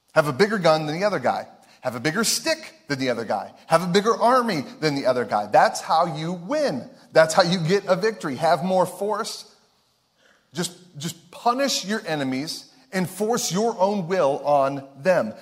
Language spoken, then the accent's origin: English; Ohio, United States; we're from Ohio.